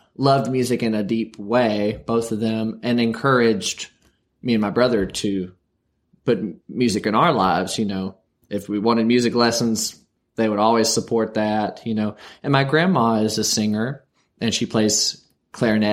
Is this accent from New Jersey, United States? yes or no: no; Wytheville, Virginia, United States; now in Berea, United States; I was born and raised in Wytheville, Virginia, which is a small town at the edge of the Blue Ridge Mountains